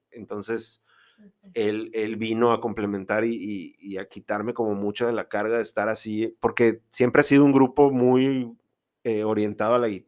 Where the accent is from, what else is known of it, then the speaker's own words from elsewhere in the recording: Guaymas, Sonora, Mexico; yo soy de Guaymas.